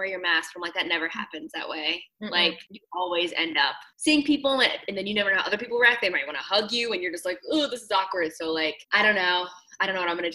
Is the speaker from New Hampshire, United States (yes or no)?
no; Virginia Beach, Virginia, United States; moved away as an adult; also born or lived in Los Angeles; now in Washington, D.C., United States; before LA, I grew up in Virginia Beach.